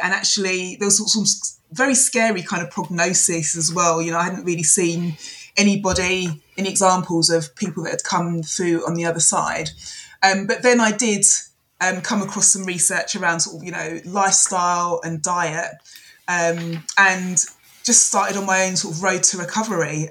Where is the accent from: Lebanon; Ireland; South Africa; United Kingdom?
United Kingdom; London; I'm a Londoner